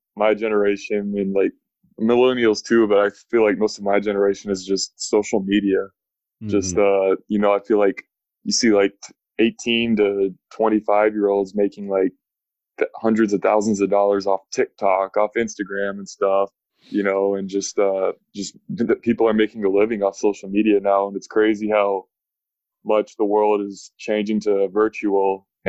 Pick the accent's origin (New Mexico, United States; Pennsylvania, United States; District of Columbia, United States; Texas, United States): Texas, United States; Dallas; I am originally from Dallas, Texas. I spent 4 years at Michigan State, and I just finished my first year up in Frankfurt, Germany as a professional.